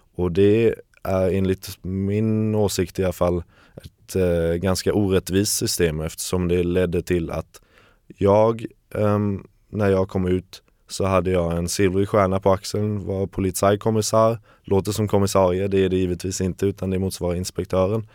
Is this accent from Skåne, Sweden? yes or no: no; Kalmar, Kalmar County, Sweden; moved away as an adult; also born or lived in Germany; now in Berlin, Germany; jag är uppvuxen i Kalmar, i lilla Kalmar. Ja, gick större delen av min skoltid där och tog studenten 2013